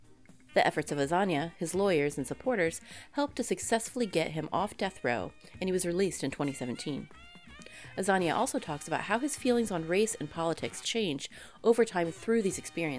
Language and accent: English; Texas, United States; my home state of Texas